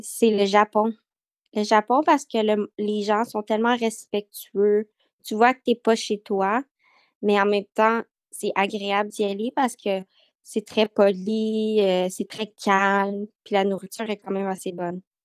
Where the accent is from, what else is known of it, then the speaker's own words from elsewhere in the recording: Montreal, Quebec, Canada; Je suis née à Montréal